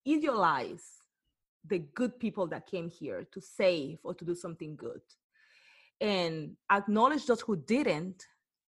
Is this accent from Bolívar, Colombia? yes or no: yes; Cartagena, Bolívar, Colombia; English is a second language; now in Bay Area, United States; I'm from Cartagena, Colombia